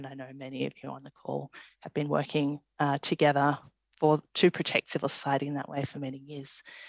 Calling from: Canberra, Australian Capital Territory, Australia; I should just say I'm dialing in from Ngunnawal and Ngambri country here at Parliament House

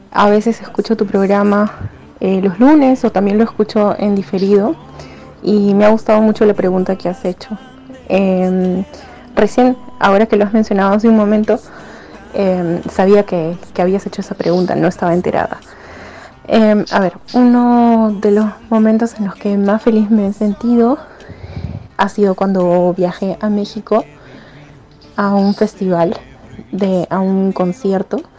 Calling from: Venado Tuerto, Santa Fe, Argentina; de Venado Tuerto.

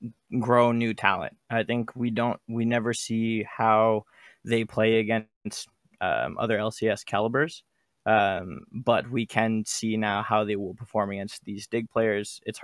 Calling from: Toronto, Ontario, Canada; Calling from Toronto.

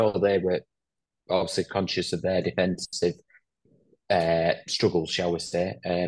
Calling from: Spain; In sunny Spain at the moment.

